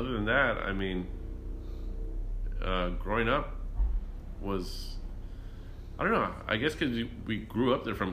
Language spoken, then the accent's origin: English; Los Angeles, California, United States; I grew up in East LA, Boyle Heights